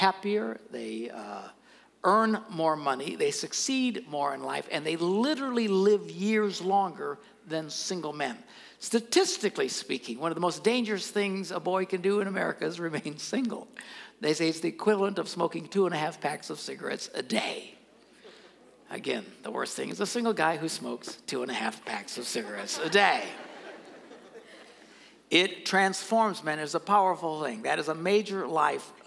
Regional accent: Green Bay, Wisconsin, United States; I never have to say what state I'm from. Where are you from? Green Bay.

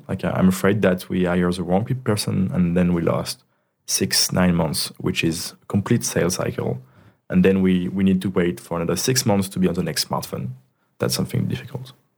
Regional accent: Ardèche, Auvergne-Rhône-Alpes, France; English is a second language; moved away as an adult; now in Paris, France; I'm from Ardèche, which is like, I think the, the region in France with the less population. It's really the countryside

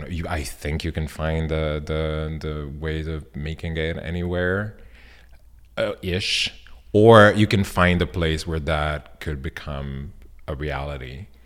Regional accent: Milan, Lombardy, Italy; English is a second language; now in Berlin, Germany; I grew up in Milan

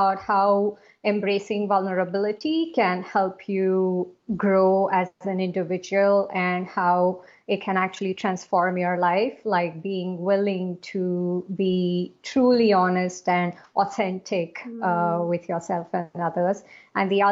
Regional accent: South India, India; also born or lived in Asia / Middle East; now in Singapore; I am originally from India, from South India, and I am currently based in Singapore

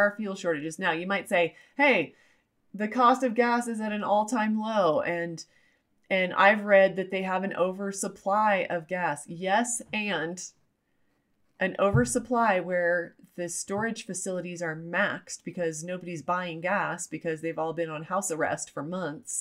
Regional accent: Utah, United States; I'm from Utah. I am former LDS or Mormon. And so that's one of the great things from my culture and the way I was raised

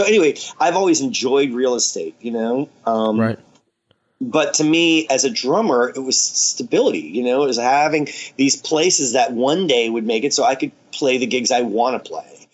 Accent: New York, United States; moved away; I'm from New York.

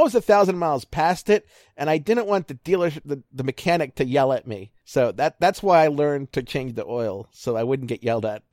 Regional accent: Baltimore, Maryland, United States; moved away as an adult; now in Ohio, United States; I'm from Baltimore

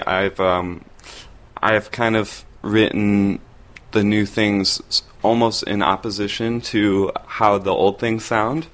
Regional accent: Pittsford, New York, United States; I grew up in Rochester, New York, um, in a suburb of Rochester called Pittsford

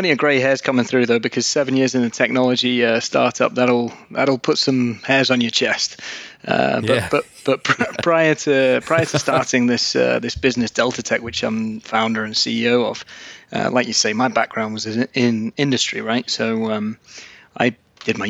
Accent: England, United Kingdom; moved away as an adult; also born or lived in Newcastle upon Tyne; now in Aberdeen, United Kingdom; I'm actually originally from England

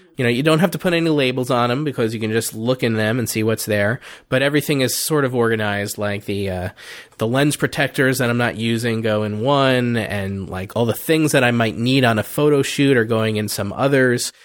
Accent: New Jersey, United States; also born or lived in Delaware; I moved back to my home state of New Jersey

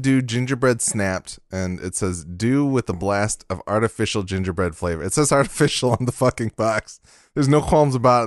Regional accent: Michigan, United States; I'm from Michigan

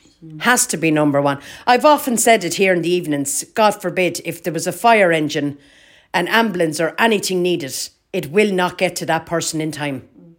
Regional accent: Kilkenny, Leinster, Ireland; All my life. Born, bred and reared in the Butts.

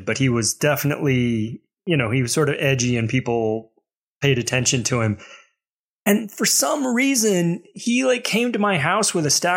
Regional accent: Mobile, Alabama, United States; I grew up in Alabama

